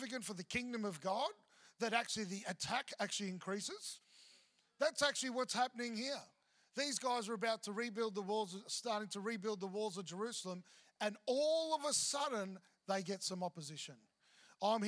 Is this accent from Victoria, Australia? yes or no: yes; Melbourne, Victoria, Australia; moved away; also born or lived in Mackay / Brisbane; I'm from Melbourne.